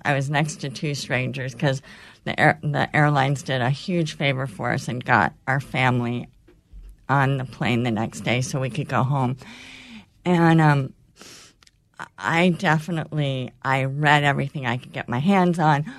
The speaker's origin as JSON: {"language": "English", "region": "California", "country": "United States", "tie": "born or raised there", "moved": "yes", "said": "I grew up in California going to my grandparents' cabin on a lake for as long as I can remember"}